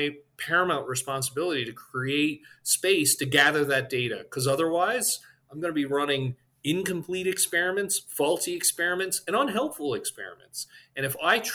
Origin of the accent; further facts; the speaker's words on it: Newfoundland and Labrador, Canada; moved away; I'm from Newfoundland, Canada originally